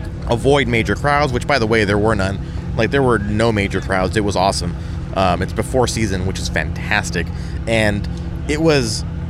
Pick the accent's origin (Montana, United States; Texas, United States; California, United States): California, United States; San Diego; I grew up in San Diego, grew up in California, I lived here my whole life